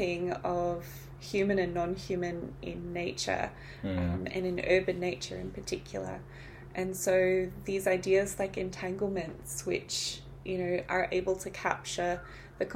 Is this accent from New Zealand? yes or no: yes; New Zealand; I'm from New Zealand